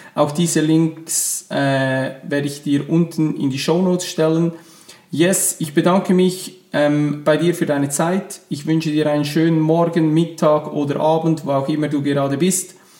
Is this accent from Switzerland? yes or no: yes; Switzerland; accent: Swiss German; first language Swiss German; ihr hört es schon an meinem Akzent. Meine Muttersprache ist normal Schweizerdeutsch.